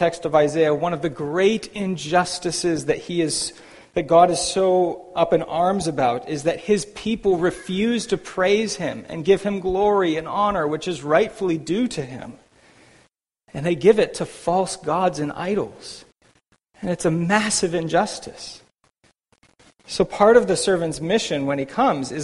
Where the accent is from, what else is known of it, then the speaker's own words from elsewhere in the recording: United States; now in Vancouver, Canada; as an American myself.